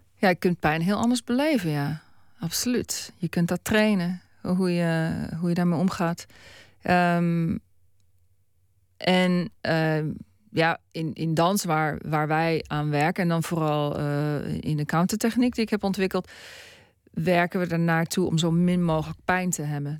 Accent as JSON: {"language": "Dutch", "country": "Netherlands", "moved": "as an adult", "lives_now": "Australia", "said": "ik ben een Nederlander"}